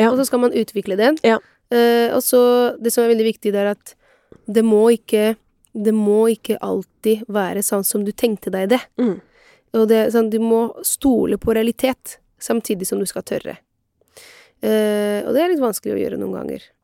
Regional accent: Italy; now in Norway; meg som italiener

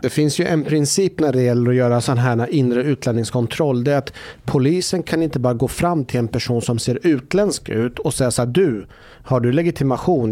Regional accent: Norrköping, Östergötland, Sweden; moved away; hemma i Norrköping

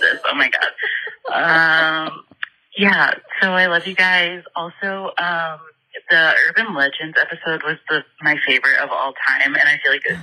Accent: Indiana, United States; I'm from Indiana

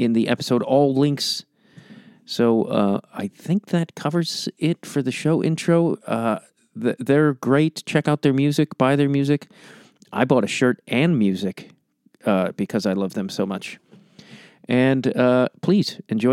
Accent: Chicago, Illinois, United States; I'm from Chicago, so there's also a bit of, there's that hometown pride

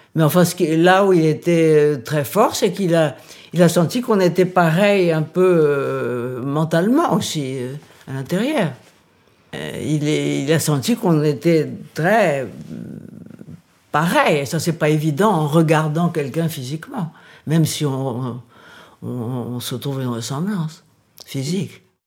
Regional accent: Paris, Île-de-France, France; also born or lived in Brazil / England; Je suis née au Brésil. Elle euh, s'est mariée quand j'avais 4 ans avec un Français, donc nous sommes venus à Paris vivre.

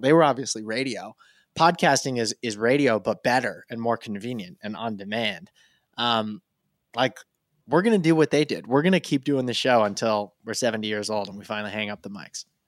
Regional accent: rural Vermont, United States; I'm born and raised in rural Vermont

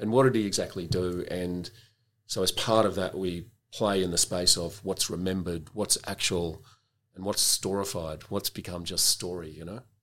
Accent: Melbourne, Victoria, Australia; I grew up in Melbourne and I was a student here.

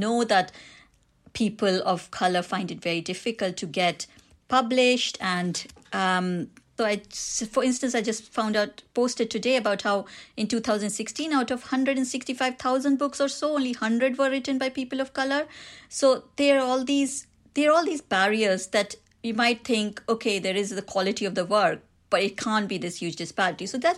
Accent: India; accent: Indian; When I tell people I'm Indian, or if they hear me on the phone, I've got an Indian accent, they might be making certain judgments about me

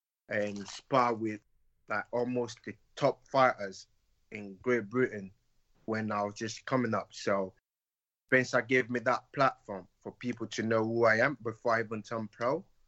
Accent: Nigeria; As a Nigerian, African parents don't want their children to have anything to do with boxing. The perception of boxing in Nigeria is not great.

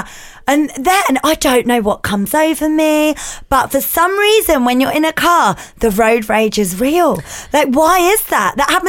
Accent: Milton Keynes, South East England, United Kingdom; now in Cheshunt, United Kingdom; I grew up in Milton Keynes. I learnt to drive in Milton Keynes, home of the roundabout.

